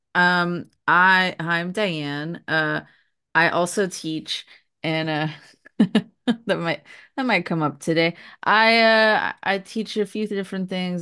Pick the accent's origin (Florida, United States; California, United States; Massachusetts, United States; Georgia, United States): California, United States; moved away; I was growing up in California